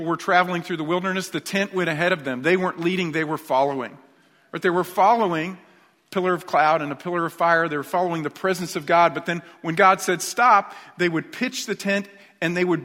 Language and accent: English; New York, United States; moved away; I was raised in New York